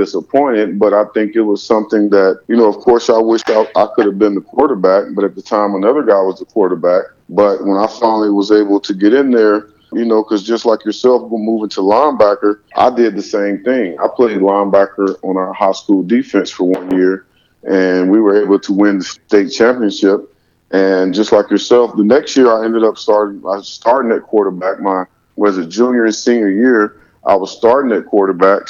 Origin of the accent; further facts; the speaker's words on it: the South, United States; growing up in the South